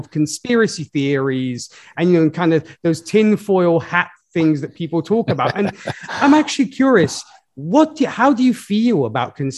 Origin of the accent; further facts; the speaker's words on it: Italy; moved away; my home country, Italy